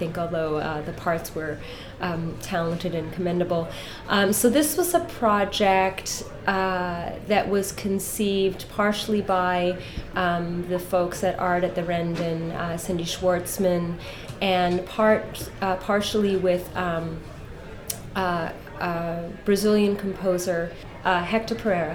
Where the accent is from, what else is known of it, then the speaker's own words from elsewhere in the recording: Canada; also born or lived in Ireland; now in Los Angeles, United States; I'm from Canada personally, by way of Ireland